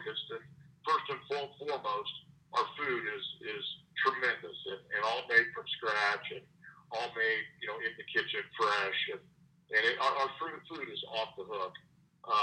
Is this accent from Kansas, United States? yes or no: yes; Wichita, Kansas, United States; I grew up in Wichita.